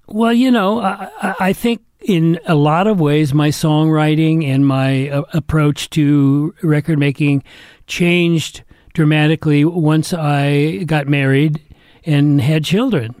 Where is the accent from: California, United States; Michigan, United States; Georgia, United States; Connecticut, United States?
California, United States; Atherton; I was brought up in Northern California